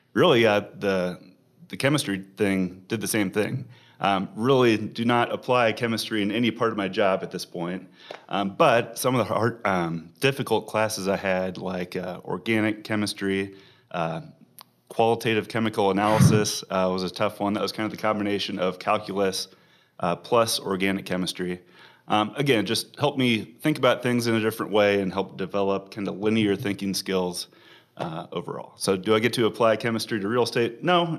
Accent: Omaha, Nebraska, United States; Born and raised in Omaha, went to Gretna High School for undergrad

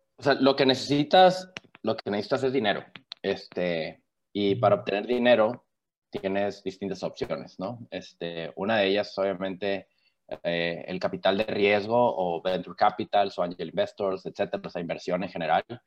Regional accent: Mexico; soy mexicano

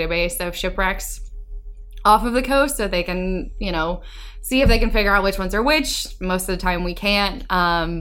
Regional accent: Chapel Hill, North Carolina, United States; I grew up in North Carolina. For all you North Carolinians out there, I was born and raised in Chapel Hill

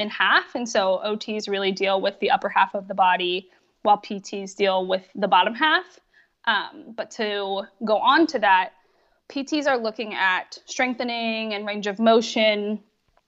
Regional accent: Pennsylvania, United States; moved away as an adult; also born or lived in California; I moved across the country from California back to Pennsylvania where I grew up.

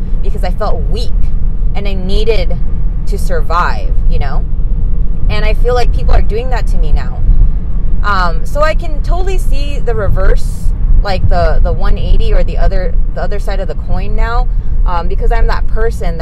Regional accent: California, United States; I was born here in California

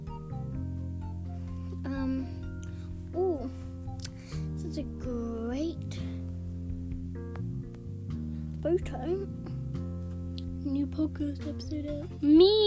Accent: England, United Kingdom; we're English

